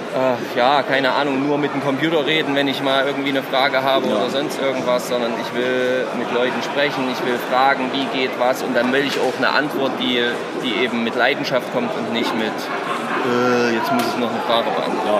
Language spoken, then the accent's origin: German; Thuringia, Germany; so wie ich, aus dem schönen Thüringen